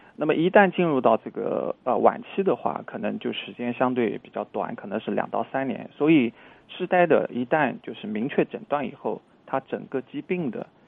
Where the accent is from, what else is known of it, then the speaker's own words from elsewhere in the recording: China; 作为我们中国人来说